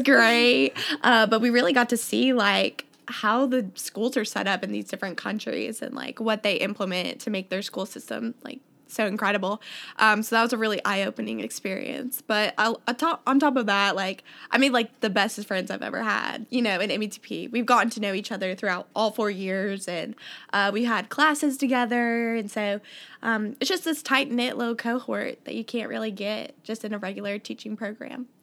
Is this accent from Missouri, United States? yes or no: yes; Columbia, Missouri, United States; I'm from Columbia, Missouri